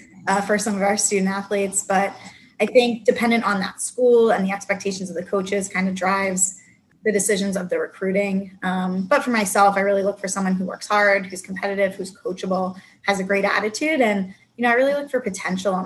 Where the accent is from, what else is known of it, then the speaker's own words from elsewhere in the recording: West Chester, Pennsylvania, United States; I grew up in Westchester, Pennsylvania, and I've actually stayed in Pennsylvania for most of my coaching career